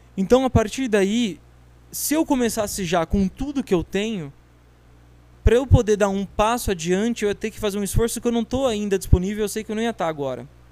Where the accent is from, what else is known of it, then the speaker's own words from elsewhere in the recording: Barueri, São Paulo, Brazil; eu sou de Barueri